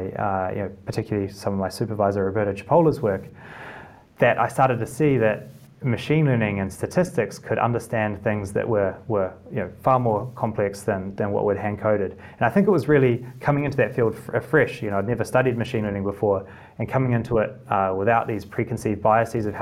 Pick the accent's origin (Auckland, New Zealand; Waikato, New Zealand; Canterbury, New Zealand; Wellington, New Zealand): Canterbury, New Zealand; Christchurch; moved away as an adult; also born or lived in Cambridge, United Kingdom; now in United Kingdom; in Christchurch in the South Island